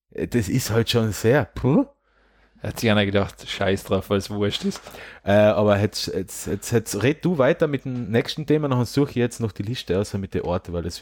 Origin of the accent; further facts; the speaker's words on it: Großkirchheim, Carinthia, Austria; aber zum Beispiel mein Heimatort Großkirchheim